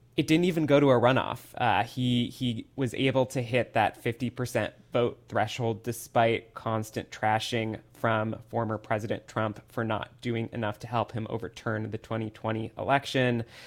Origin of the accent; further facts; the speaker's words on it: Midwest, United States; now in Atlanta, United States; a Midwesterner who has spent much time at Cedar Point